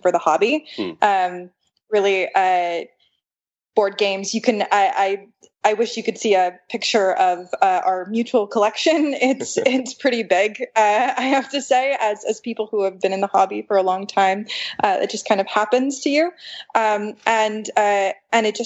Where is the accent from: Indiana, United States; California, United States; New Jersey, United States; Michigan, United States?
California, United States; Los Angeles; moved away as an adult; now in Silicon Valley, United States; I am originally from Los Angeles